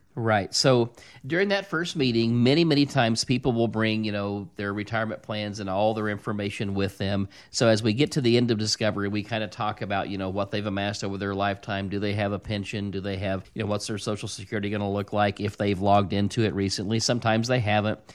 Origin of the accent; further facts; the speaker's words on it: Bradleyville, Missouri, United States; I grew up in Bradleyville, Missouri